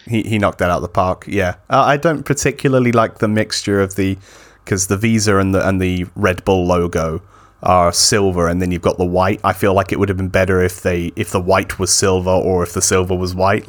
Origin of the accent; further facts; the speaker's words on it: United Kingdom; someone who is British